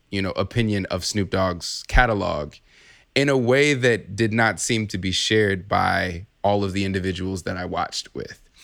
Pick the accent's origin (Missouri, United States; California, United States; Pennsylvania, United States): California, United States; now in Chicago, United States; I'm originally from Chicago, I'm, I'm mostly, you know, came up in, in California